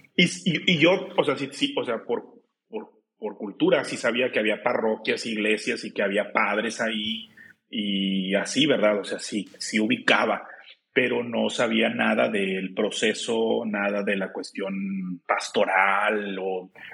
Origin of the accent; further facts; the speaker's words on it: Juárez, Nuevo León, Mexico; also born or lived in Monterrey, Nuevo León; pero viví, siempre viví eh, hasta los 20, 21 años que prácticamente ya hice mis sacramentos y empieza la cuestión de la vocación en Juárez, Nuevo León